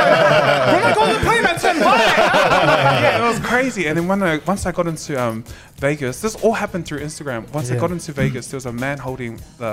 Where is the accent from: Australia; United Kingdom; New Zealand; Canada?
Australia; Logan, Queensland; I was like, mate, I'm just from Logan.